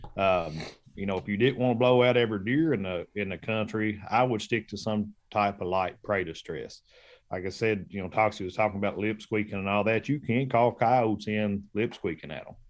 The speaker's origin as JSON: {"language": "English", "region": "Kentucky", "country": "United States", "said": "I headed back to Kentucky, my home state"}